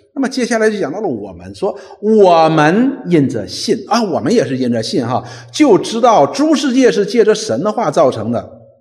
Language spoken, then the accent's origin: Chinese; China; 我们中国人